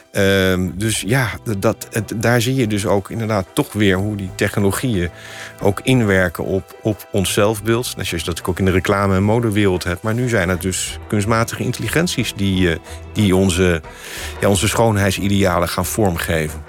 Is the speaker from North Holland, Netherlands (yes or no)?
no; The Hague, South Holland, Netherlands; moved away as an adult; also born or lived in Amsterdam; Ik wilde ook heel graag uit Den Haag weg. Daar ben ik geboren en getogen